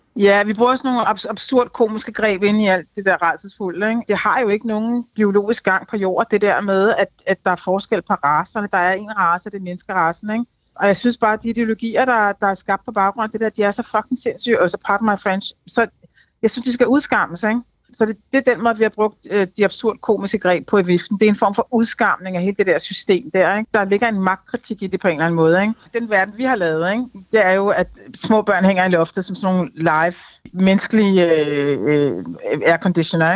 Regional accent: Denmark; det er mig som dansker

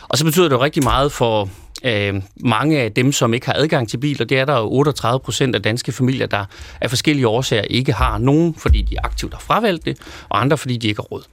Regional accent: Løkken?, North Denmark Region, Denmark; født og vokset i Lykstør

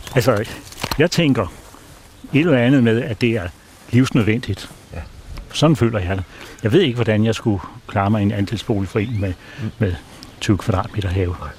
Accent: Copenhagen, Capital Region of Denmark, Denmark; moved away as an adult; now in Nyord, Denmark; jeg var født i København og startede også job

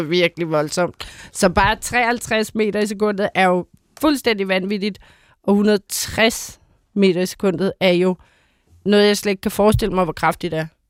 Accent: Bornholm, Capital Region of Denmark, Denmark; nu kommer jeg jo fra Bornholm.

